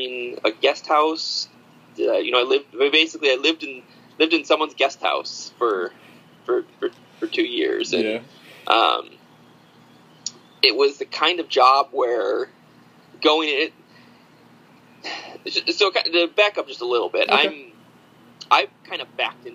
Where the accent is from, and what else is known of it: upstate New York, United States; born or raised there; moved away as an adult; also born or lived in Alfred, New York; now in Salem, United States